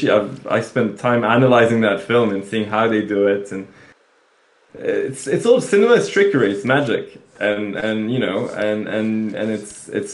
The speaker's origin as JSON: {"language": "English", "country": "Belgium", "said": "that's back home. I come from Belgium"}